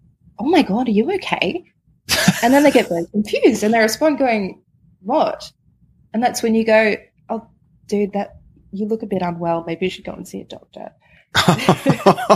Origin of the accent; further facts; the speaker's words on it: Victoria, Australia; I am from Victoria